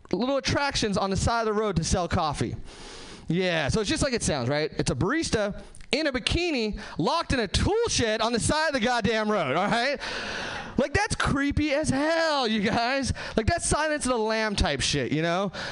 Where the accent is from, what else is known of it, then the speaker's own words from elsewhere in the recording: Hesperia, California, United States; now in Seattle, United States; Uh, I am from Seattle now. Uh, I'm actually from Southern California originally. Uh, nowhere famous, just like the Mojave Desert, Hesperia, California.